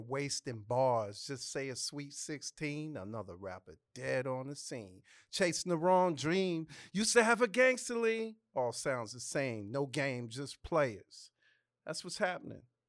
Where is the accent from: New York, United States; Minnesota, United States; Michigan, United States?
New York, United States; New York City; also born or lived in Los Angeles, California; now in Atlanta, United States; I'm from the Bronx